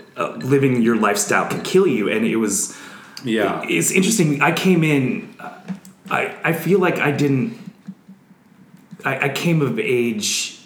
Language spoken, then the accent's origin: English; southwestern Minnesota, United States; I grew up in a really small town of like 2,000 people. Where'd you grow up? In southwestern Minnesota.